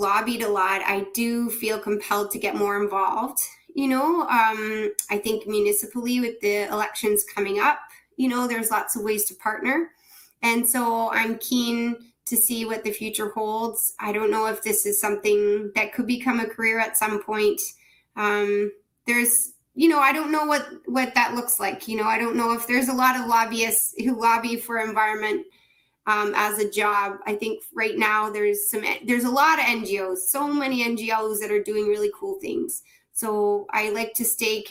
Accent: Ontario, Canada; as a Canadian, as a somebody in Ontario

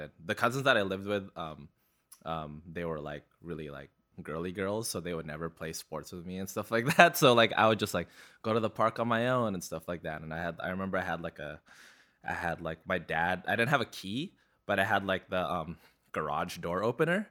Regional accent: Vancouver, British Columbia, Canada; born or raised there; also born or lived in Philippines / Burnaby

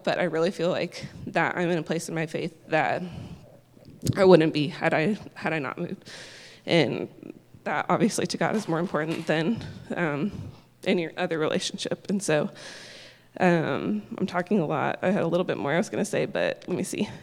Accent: Indianapolis, Indiana, United States; moved away as an adult; also born or lived in Kentucky; now in Texas, United States; I'm originally from Indianapolis and had never been to Texas

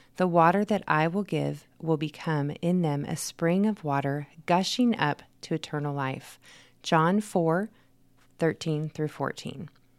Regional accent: Manteca, California, United States; Cows, lots of farms. And there was a sugar plant. So when you drove through Manteca, you knew it because it smell

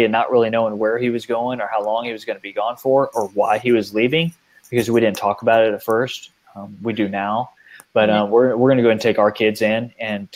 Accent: outside San Antonio, Texas, United States; I grew up outside San Antonio, Texas, in this beautiful area, the Guadalupe River

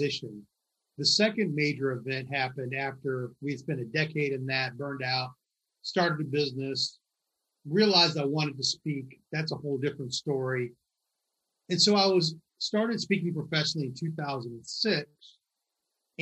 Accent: Michigan, United States; now in New York, United States; I grew up in Michigan, only child

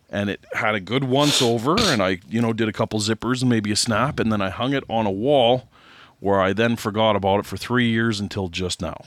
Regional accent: Canada

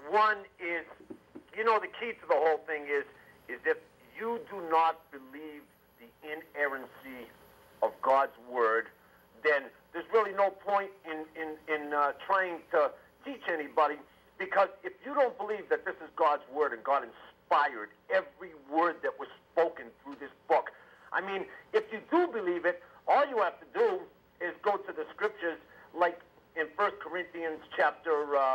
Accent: Boston, Massachusetts, United States; I'm from Boston.

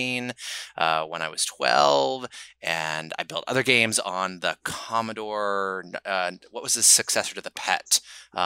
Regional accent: Silicon Valley, California, United States; I grew up in Silicon Valley.

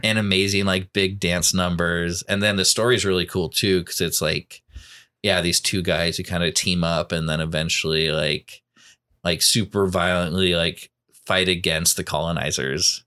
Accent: Portland, Oregon, United States; I grew up in Southwest Portland, which is, um, on the other side of the city

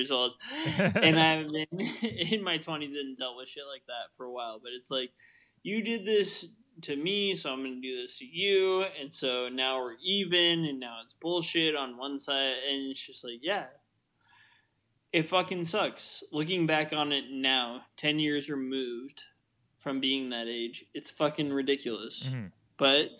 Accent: Midwest, United States; I just said especially because I'm from the Midwest, but whatever.

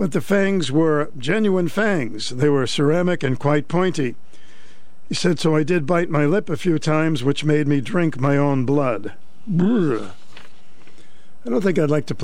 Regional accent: Boston, Massachusetts, United States; moved away; I grew up in Boston

